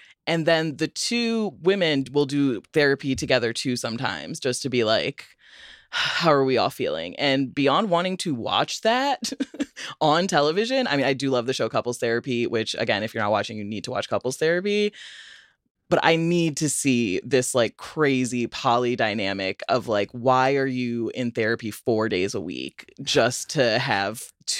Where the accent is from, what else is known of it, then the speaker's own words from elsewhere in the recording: Rockford, Illinois, United States; Rockford, Illinois. He's from there, my hometown.